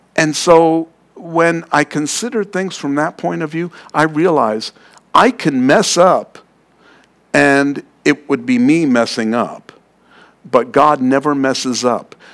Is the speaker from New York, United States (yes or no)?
yes; New York City, New York, United States; I'm from Queens.